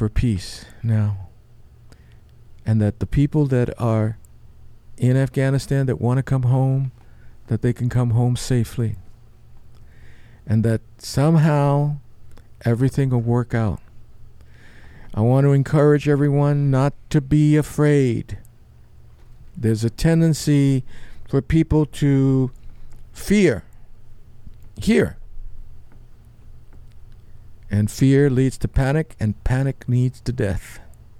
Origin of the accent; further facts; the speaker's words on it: New York City, New York, United States; growing up in New York City